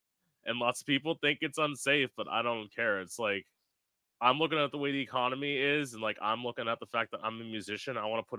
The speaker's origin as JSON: {"language": "English", "region": "Florida", "country": "United States", "tie": "born or raised there", "said": "I've lived here my whole life. I've lived in Florida my whole life"}